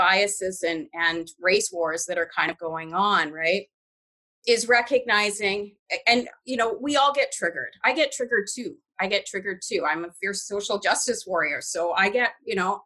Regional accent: Canada; I grew up in a British household. I was raised in Canada.

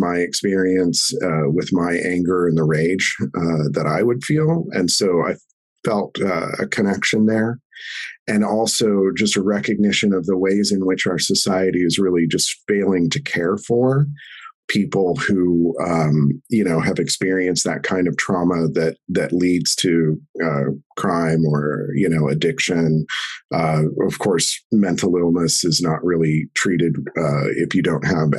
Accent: Denver, Colorado, United States; I grew up in Denver

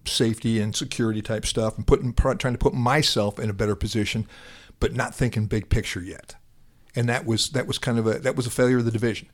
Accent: Atlantic, Iowa, United States; moved away as an adult; also born or lived in South Dakota; now in Dallas, United States; from my hometown, Atlantic, Iowa

